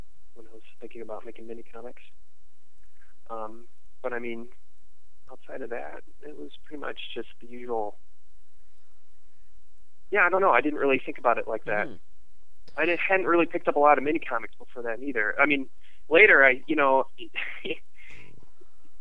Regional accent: Illinois, United States; also born or lived in suburban Chicago; I'm originally from Illinois, so I kind of grew up, moved around a lot, so I was in the suburban Chicago for like grade school and junior high

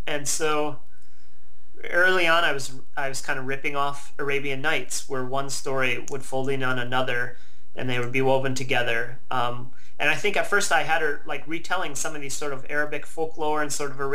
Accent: Midwest, United States; moved away as an adult; also born or lived in Milwaukee, Wisconsin / Portland; In being American and coming from and living in such a privileged sort of country

